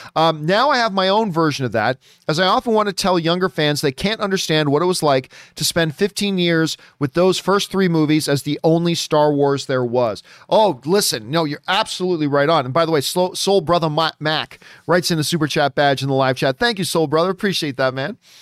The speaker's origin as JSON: {"language": "English", "town": "Hamilton", "region": "Ontario", "country": "Canada", "tie": "born or raised there", "said": "my hometown of Hamilton, Ontario, Canada."}